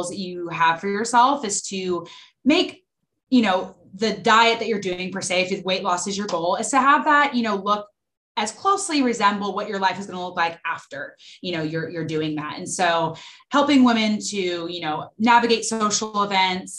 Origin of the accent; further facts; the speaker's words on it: Dallas, Texas, United States; I'm from Dallas, Texas, born and raised